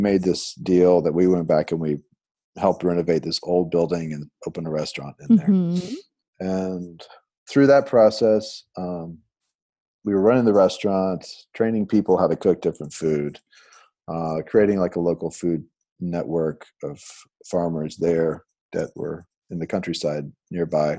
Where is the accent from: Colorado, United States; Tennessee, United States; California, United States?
Tennessee, United States; Nashville; moved away as an adult; also born or lived in Prague, Czech Republic; we moved to Nashville back home when my wife was pregnant with our daughter